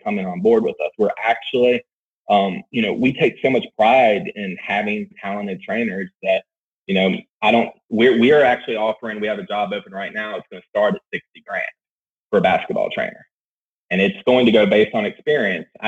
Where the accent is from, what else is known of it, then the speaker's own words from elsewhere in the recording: Roanoke, Virginia, United States; Roanoke, Virginia, my hometown